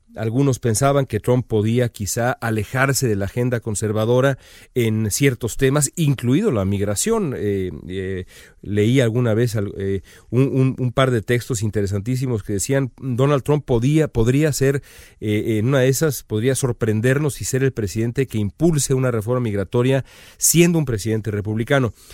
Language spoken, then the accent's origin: Spanish; Mexico; now in United States; para todos nosotros como aficionados mexicanos al fútbol